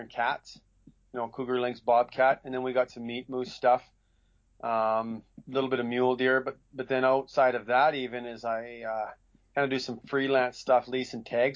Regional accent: Northwest Territories, Canada; now in Williams Lake, Canada; I grew up in Northwest Territories working for the Lancasters

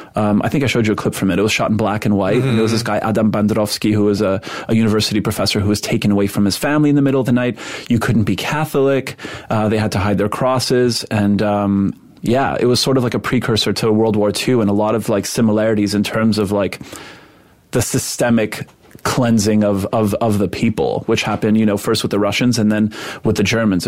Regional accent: Montreal, Quebec, Canada; first language Polish; English is a second language; now in United States; I was raised in Montreal

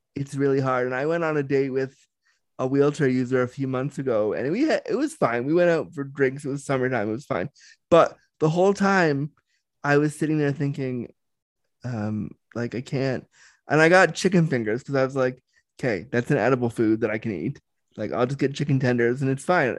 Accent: Canada; I'm Canadian

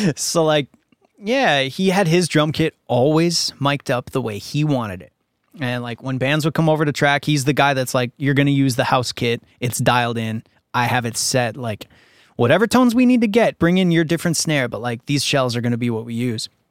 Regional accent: Minnesota, United States; moved away as an adult; also born or lived in Winnipeg, Manitoba, Canada; now in Los Angeles, United States; in Minnesota, where I grew up after moving here from Canada, where I was born in Winnipeg

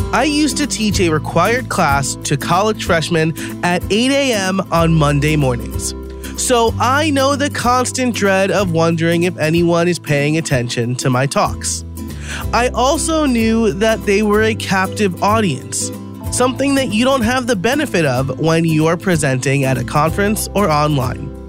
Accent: United States; I'm from New York.

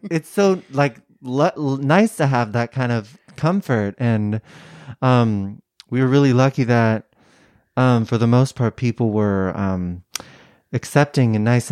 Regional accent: San Francisco Bay Area, California, United States; Bay Area, San Francisco area.

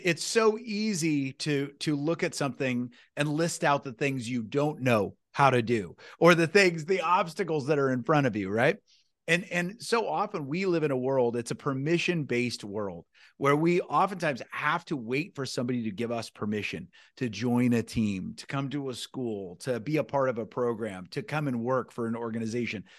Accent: Newton, United States; I grew up in a small town, I love my small town, I grew up in Newton

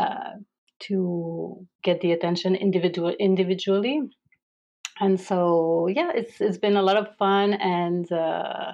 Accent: Canada; moved away as an adult; now in United Arab Emirates; I am a Canadian visual artist

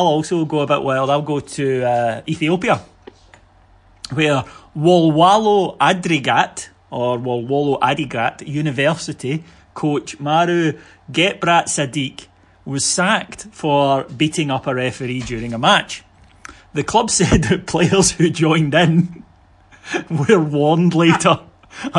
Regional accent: Kilwinning, Scotland, United Kingdom; you can come and see us in Kilwinning, my hometown

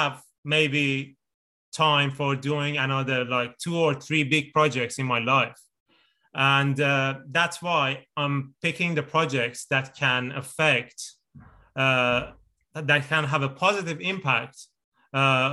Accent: Iran; moved away; I'm originally from Iran

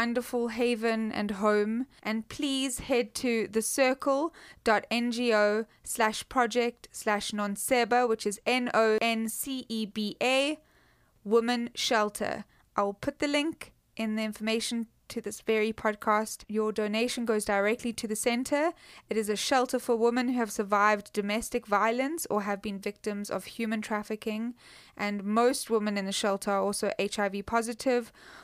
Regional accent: Cape Town, Western Cape, South Africa; a township just outside of Cape Town, my hometown

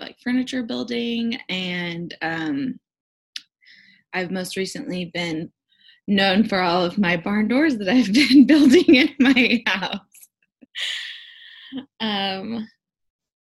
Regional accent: Southern California, United States; I actually grew up in Southern California

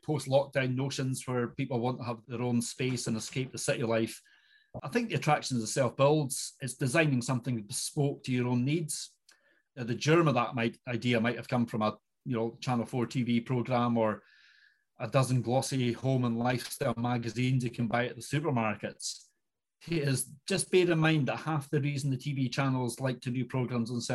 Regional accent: Inverness, Scotland, United Kingdom; I am indeed born and bred in Inverness

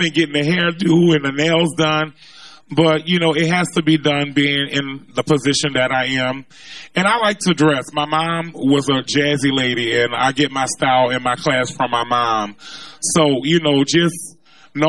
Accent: New Orleans, Louisiana, United States; I'm born and from the Third Ward. I grew up on Josephine Street, which is not far from here

